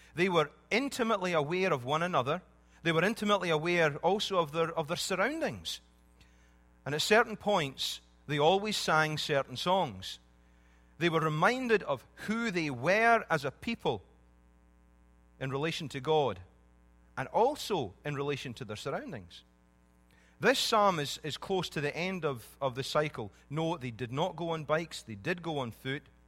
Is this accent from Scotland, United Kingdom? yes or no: yes; Scotland, United Kingdom; When I was growing up in Scotland